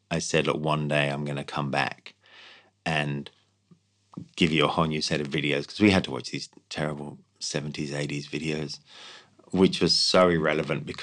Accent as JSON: {"language": "English", "country": "Ireland", "said": "You know, they're like, well, they're Australians. You know, we're we're, we're Irish. We're not like that."}